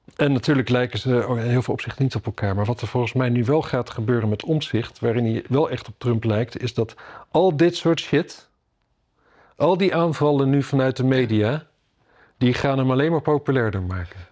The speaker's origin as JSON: {"language": "Dutch", "region": "Drenthe", "country": "Netherlands", "moved": "yes", "lives_now": "Amsterdam, Netherlands", "said": "ik kom uit Drenthe. Ik kom uit Drenthe."}